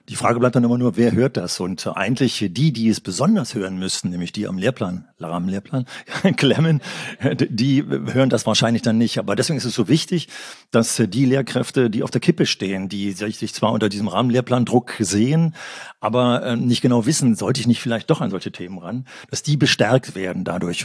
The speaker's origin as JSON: {"language": "German", "region": "Berlin", "country": "Germany", "said": "ich komme aus Berlin, aus einer Stadt"}